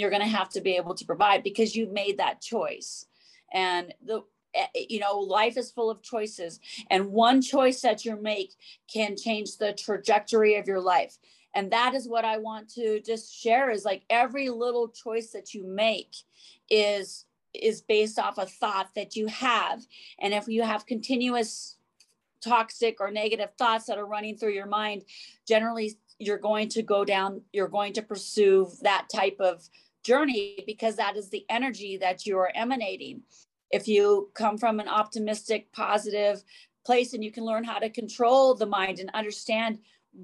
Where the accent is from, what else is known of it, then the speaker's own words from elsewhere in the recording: Montana, United States; I grew up in Montana, so I have those very deep roots of farm life